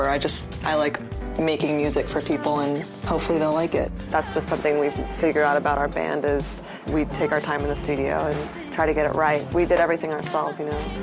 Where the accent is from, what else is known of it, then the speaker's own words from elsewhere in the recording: California, United States; Um, we grew up in the San Fernando Valley and we grew up playing music together.